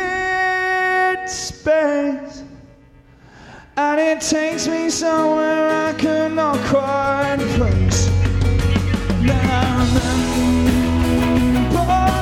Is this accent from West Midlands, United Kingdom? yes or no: no; Winchester, South East England, United Kingdom; I come from a small town called Winchester.